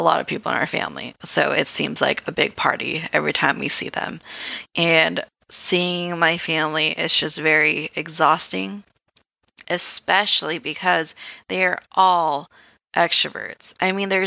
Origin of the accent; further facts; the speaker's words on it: Philippines; I'm Filipino